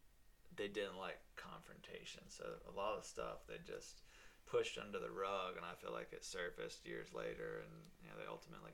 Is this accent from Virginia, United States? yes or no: yes; Virginia Beach, Virginia, United States; also born or lived in Norfolk, Virginia; I was born in Norfolk, and then we moved here into Virginia Beach when I was 6